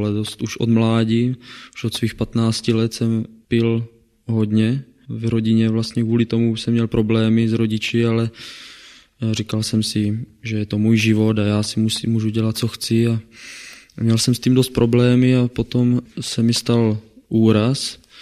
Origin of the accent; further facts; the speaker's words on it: Kroměříž, Zlín Region, Czechia; now in Brno, Czechia; pocházím tady z Kroměříže. Narodil jsem se v ateistické rodině